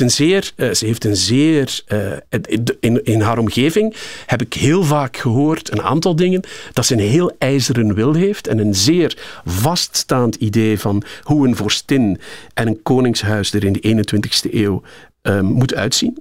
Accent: Cairo, Cairo Governorate, Egypt; born or raised there; moved away

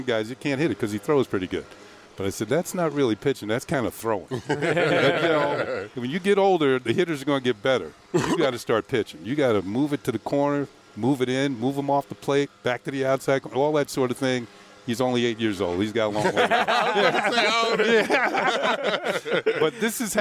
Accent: New York area, United States; I grew up in the New York area

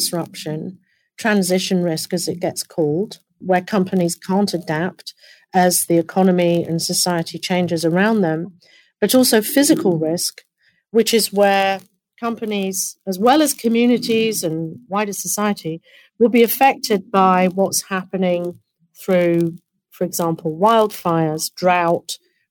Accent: United Kingdom; now in United States; my home country. It'll be in the UK

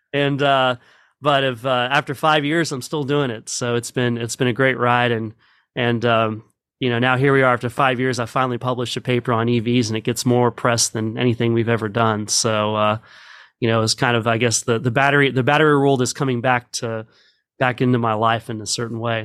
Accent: Midland, Texas, United States; grew up in Midland

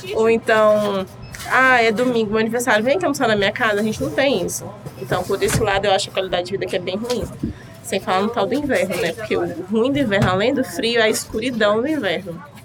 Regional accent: Vitória, Espírito Santo, Brazil; now in Peabody, United States; Sou de Vitória, meu pai é de resplendor

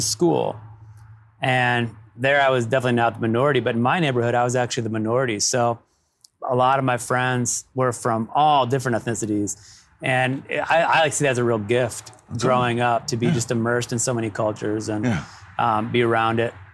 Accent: Toledo, Ohio, United States; I grew up in Ohio

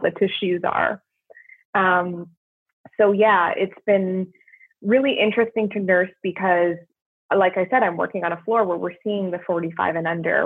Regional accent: Canada; moved away as an adult; now in United States; being Canadian and now working in a US healthcare system

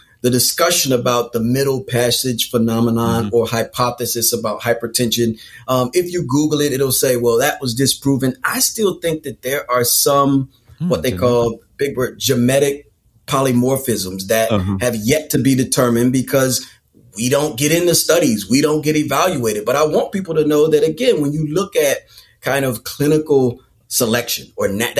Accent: North Carolina, United States; I'm from North Carolina

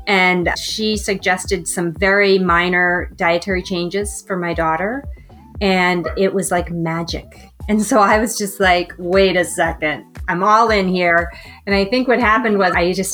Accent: Boston, Massachusetts, United States; moved away as an adult; also born or lived in Chicago; now in Northern California, United States; I am from Boston, so the East Coast. And then I lived there my entire life

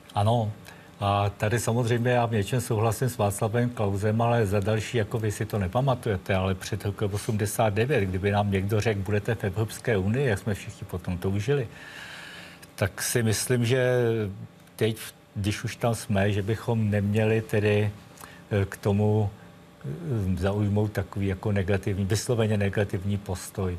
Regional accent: Czechia; jako Češi

